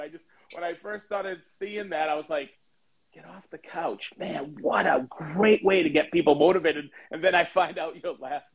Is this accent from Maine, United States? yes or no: yes; Maine, United States; now in Indianapolis, United States; I grew up in Maine